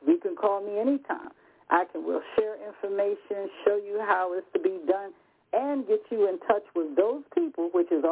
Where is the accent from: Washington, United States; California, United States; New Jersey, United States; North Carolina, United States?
North Carolina, United States; Rocky Mount; I'm from the South myself, by Rocky Mount.